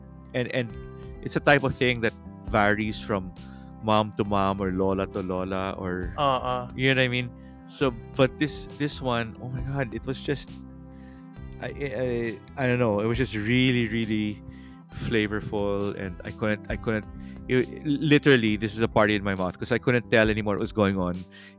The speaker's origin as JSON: {"language": "English", "town": "Manila", "region": "Metro Manila", "country": "Philippines", "tie": "born or raised there", "said": "growing up in Manila"}